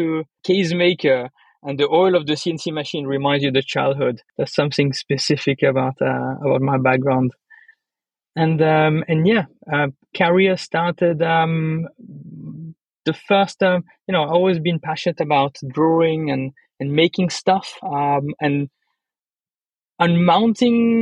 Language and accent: English; Le Locle, Neuchâtel, Switzerland; I'm born from Spanish mother, Swiss, German, Italian father, grew up in Leloc